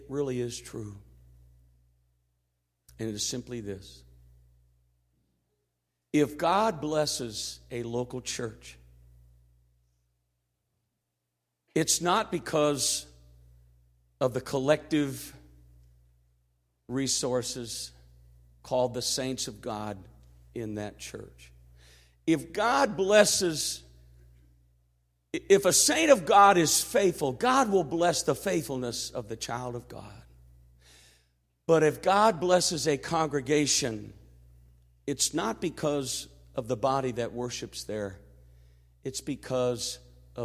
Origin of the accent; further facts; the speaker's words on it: Missouri, United States; I'm from Missouri. It's the show me state.